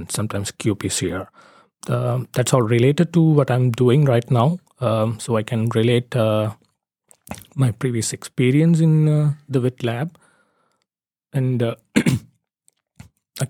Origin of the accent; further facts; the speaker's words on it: Sri Lanka; moved away as an adult; also born or lived in Trondheim, Norway; now in Oslo, Norway; I'm from Sri Lanka. I did my bachelor's in Sri Lanka